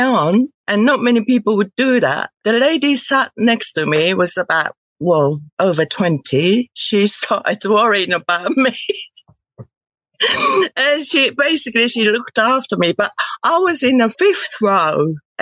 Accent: Tokyo, Japan; English is a second language; moved away; I'm from Tokyo

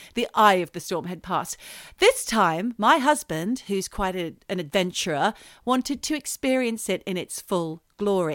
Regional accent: Australia; now in United Kingdom; I'm Australian

